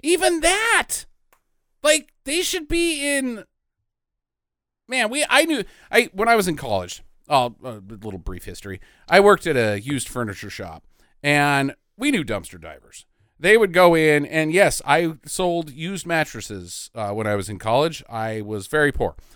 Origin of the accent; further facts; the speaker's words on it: United States; I'm an American